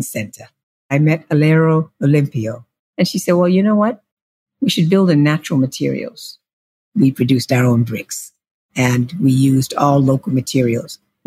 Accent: Boston, Massachusetts, United States; moved away as an adult; also born or lived in Germany; now in Ghana; I was raised in Boston, Massachusetts, in Roxbury, a small African-American community

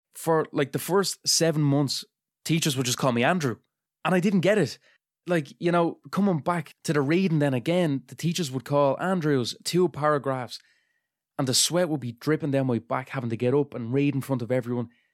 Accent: Dublin, Leinster, Ireland; I'm from Dunamede in Dublin

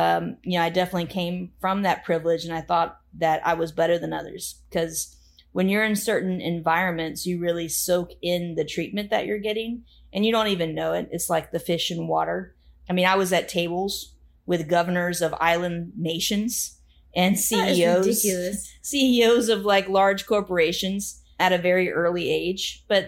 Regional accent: Plant City, Florida, United States; also born or lived in Tampa; Well, I too was born in Tampa and I too grew up in a rural area. That I just called the country. I know you named it Dover. It was really more like the Notasasa, Plant City area.

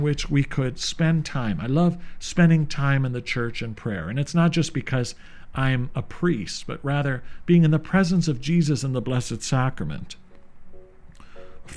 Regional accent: St. Catharines, Ontario, Canada; Growing up in St. Catharines, I was blessed to have many religious sisters

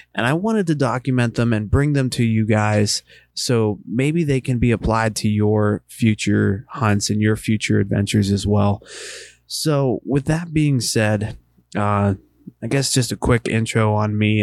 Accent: Western Pennsylvania, United States; moved away as an adult; also born or lived in Eastern Ohio; now in Ohio, United States; I live in Eastern Ohio. I grew up in Western Pennsylvania.

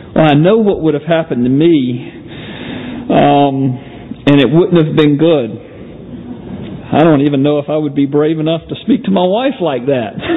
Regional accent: Georgia, United States; moved away; I'm from from Georgia originally

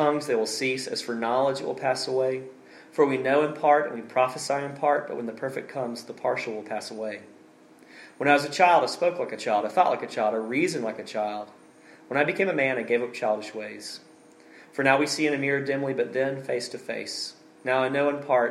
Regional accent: Alabama, United States; moved away; my home state of Alabama

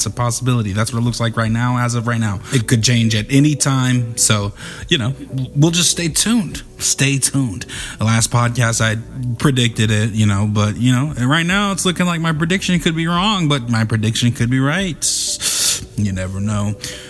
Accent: Brownsville, New York, United States; From Brooklyn. Shouts out Brooklyn. I'm from Brownsville.

